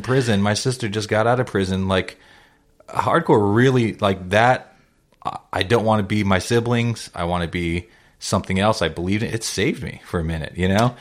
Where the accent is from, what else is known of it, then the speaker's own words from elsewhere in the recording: South Bay, California, United States; I grew up in the South Bay